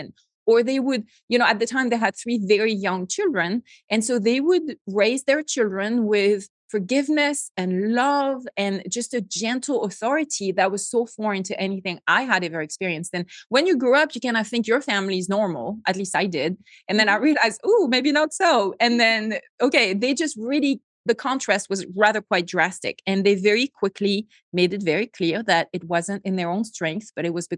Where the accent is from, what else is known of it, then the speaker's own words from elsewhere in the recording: Bordeaux region of France, Nouvelle-Aquitaine, France; accent: French; English is a second language; moved away as an adult; I grew up in a very typical middle-class French family